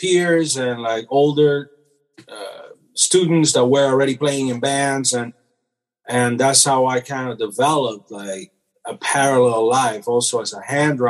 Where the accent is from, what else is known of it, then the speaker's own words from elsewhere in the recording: Venezuela; moved away; also born or lived in Cuba; I was born in Cuba. And then when I was young, my family moved from Cuba to Venezuela in South America.